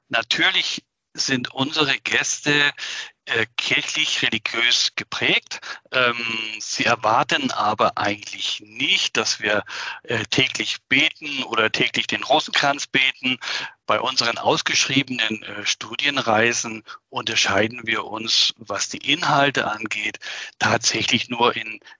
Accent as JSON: {"language": "German", "region": "Schleswig-Holstein", "country": "Germany", "tie": "born or raised there", "said": "eine Woche in meiner alten Heimat in Norddeutschland, ganz nahe"}